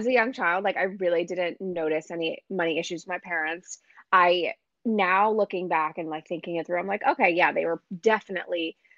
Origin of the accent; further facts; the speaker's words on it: New Jersey, United States; moved away as an adult; now in Brooklyn, United States; I was born and raised in New Jersey